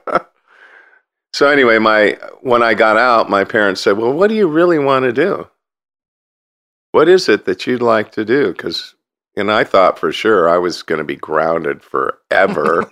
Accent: Lafayette, California, United States; grew up in Lafayette in the hills and not really downtown Lafayette, but more so way back in the hills. We had a Walnut Creek phone number

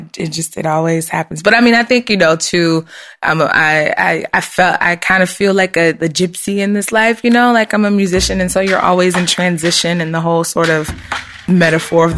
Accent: Richmond, Virginia, United States; moved away; I grew up in Richmond, which is like central Virginia.

